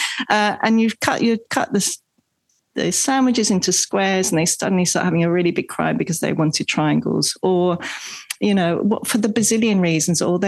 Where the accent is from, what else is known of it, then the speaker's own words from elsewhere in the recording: England, United Kingdom; moved away; I grew up in England.